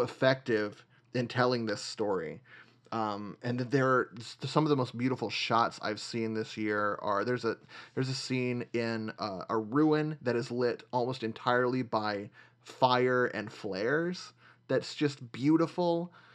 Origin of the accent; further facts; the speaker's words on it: Nashville, Tennessee, United States; moved away; I grew up in Nashville.